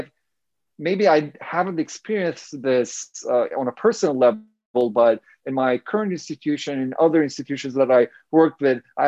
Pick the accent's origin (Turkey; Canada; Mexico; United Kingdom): Turkey; moved away as an adult; also born or lived in Urbana-Champaign, Illinois, United States; now in United States; I'm originally from Turkey, and I kind of migrated to the US